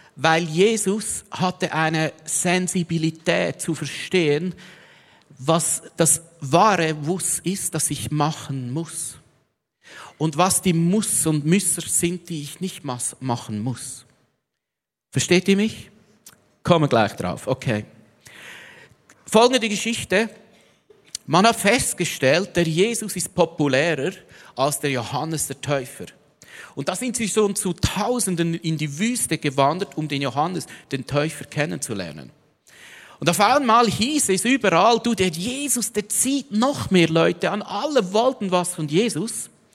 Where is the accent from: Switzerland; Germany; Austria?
Switzerland; als Schweizer